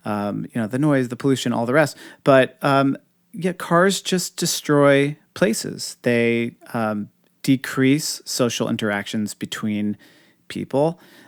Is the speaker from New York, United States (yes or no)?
yes; New York City, New York, United States; I mean, I sometimes say that as a New Yorker, I see more people before 9 a.m. than most people see all week.